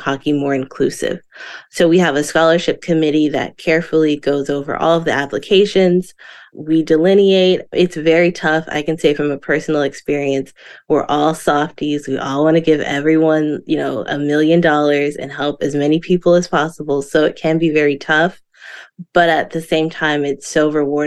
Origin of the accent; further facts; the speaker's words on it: Florida, United States; growing up in Florida